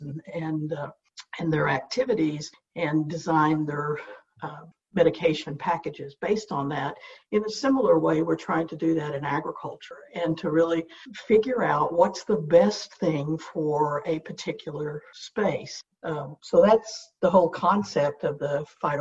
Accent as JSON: {"language": "English", "region": "Southwest Oklahoma", "country": "United States", "tie": "born or raised there", "said": "I grew up in Southwest Oklahoma"}